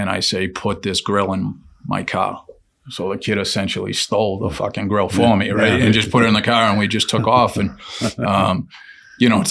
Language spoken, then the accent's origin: English; Lowell, Massachusetts, United States; We're from Lowell. I love Lowell